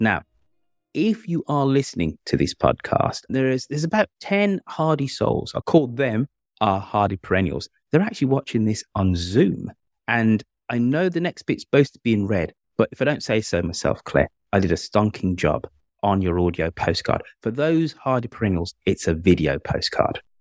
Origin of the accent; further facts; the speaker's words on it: Birmingham, West Midlands, United Kingdom; moved away; my hometown of Birmingham